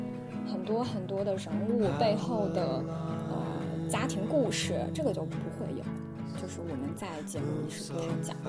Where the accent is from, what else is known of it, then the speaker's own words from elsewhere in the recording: southern China, China; 因为我是南方人，我从小是比较喜欢吃杂碎的，就喜欢吃一些下水的食物